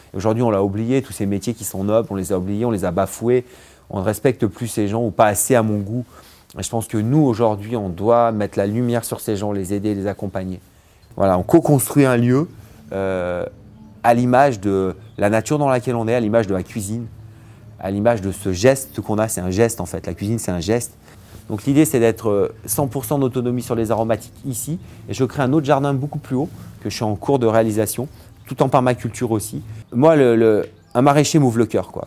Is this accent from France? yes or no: yes; Vercors, Auvergne-Rhône-Alpes, France; also born or lived in Grenoble; Je suis né à Grenoble, j'ai grandi dans le Vercors